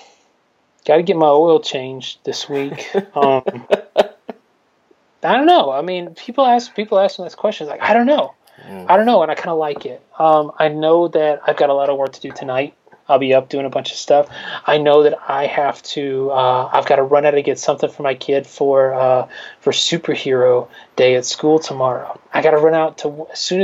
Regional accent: Newnan, Georgia, United States; my hometown of Noonan

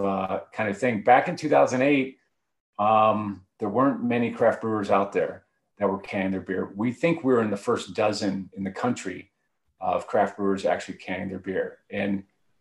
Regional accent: Cleveland, Ohio, United States; moved away as an adult; also born or lived in Oxford, Ohio; now in Boulder, United States; I'm originally from Cleveland and went to school at Miami University in Ohio

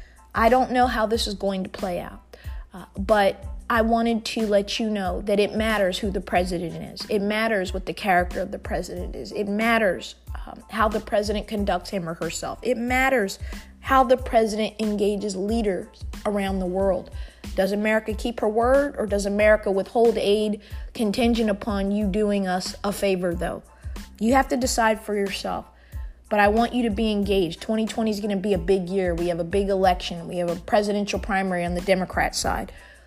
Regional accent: Munich, Bavaria, Germany; born there; I was born in Munich, Germany.

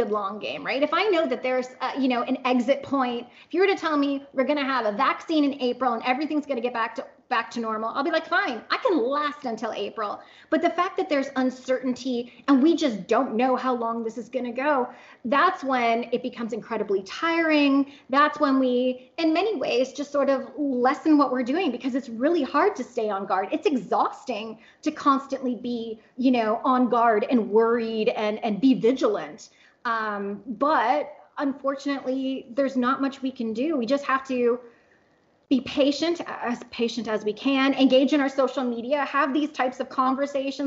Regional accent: Canada; now in Oklahoma, United States; I'm Canadian, so my family's 2,000 kilometers away

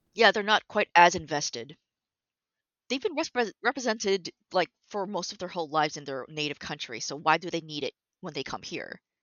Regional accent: Toronto, Ontario, Canada; I was born and raised in Toronto, actually

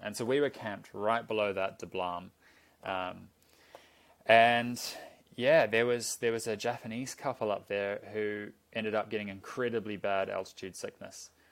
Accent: Auckland, New Zealand; I grew up in Auckland

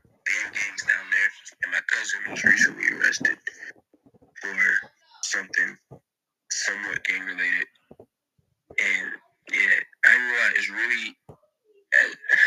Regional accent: Jacksonville, Florida, United States; I'm 16 and I'm from Jacksonville, Florida

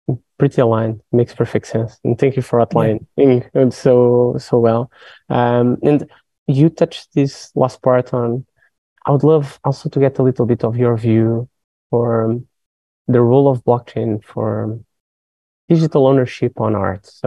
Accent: Portugal; I'm from Portugal

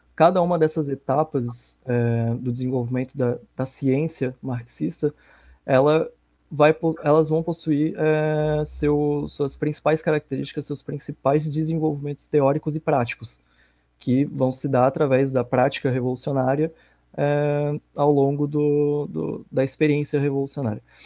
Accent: Florianópolis, Santa Catarina, Brazil; Eu sou aqui de Floripa, Santa Catarina

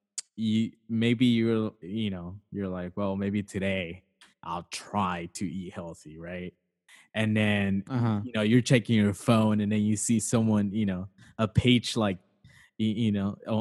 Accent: Sacramento, California, United States; we're from Sacramento

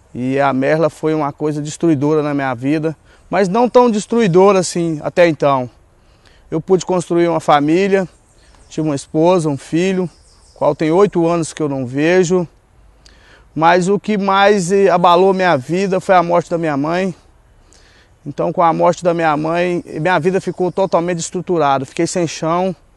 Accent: Rubiataba, Goiás, Brazil; eu nasci em Rubiataba, Goiás

